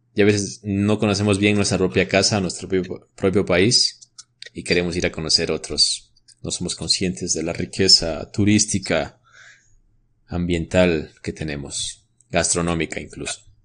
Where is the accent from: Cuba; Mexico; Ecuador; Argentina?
Ecuador; como ecuatorianos